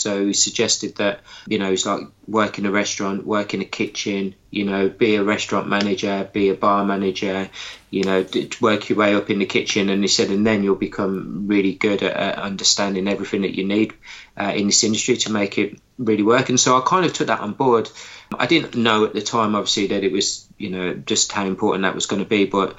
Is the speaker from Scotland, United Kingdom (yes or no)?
no; Birmingham, West Midlands, United Kingdom; accent: hybrid; Went to my home town of Birmingham, if you can't tell by my accent, which is a bit of a hybrid accent these days